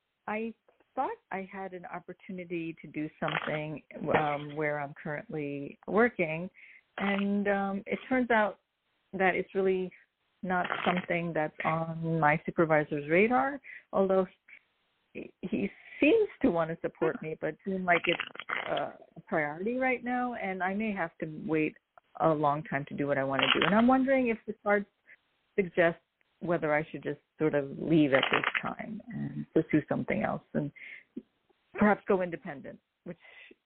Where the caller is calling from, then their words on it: New York, United States; from New York.